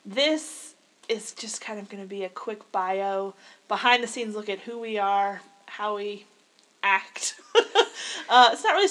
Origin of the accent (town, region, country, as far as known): the South, United States; accent: southern